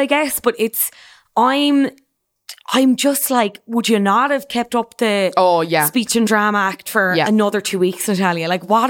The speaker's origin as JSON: {"language": "English", "region": "County Cork", "country": "Ireland", "accent": "Cork", "said": "I like to think I still sound from Cork"}